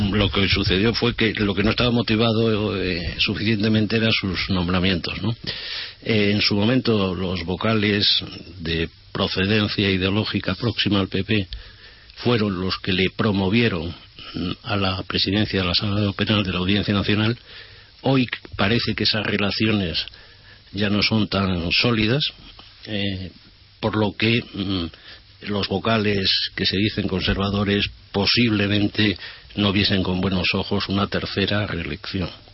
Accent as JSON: {"language": "Spanish", "country": "Spain", "said": "nosotros como españoles"}